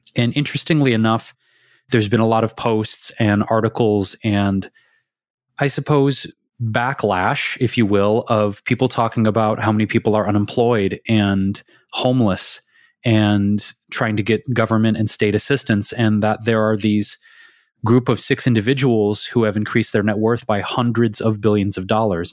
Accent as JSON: {"language": "English", "town": "Detroit", "region": "Michigan", "country": "United States", "tie": "born or raised there", "said": "I grew up in Detroit"}